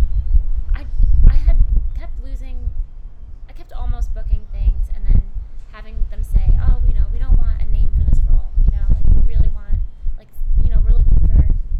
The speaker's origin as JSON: {"language": "English", "region": "New Jersey", "country": "United States", "tie": "born or raised there", "also_born_or_lived": "California", "moved": "yes", "lives_now": "Los Angeles, United States", "said": "I grew up in New Jersey. I'm a Jersey girl, but I was born in California, and now I live in LA again."}